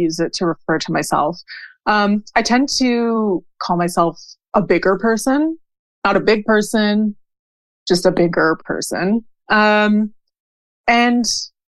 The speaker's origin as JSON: {"language": "English", "town": "Montreal", "region": "Quebec", "country": "Canada", "also_born_or_lived": "Ottawa", "lives_now": "Western Quebec, Canada", "said": "I am a Canadian. I live in Quebec. I'm from Montreal. I currently live in Western Quebec."}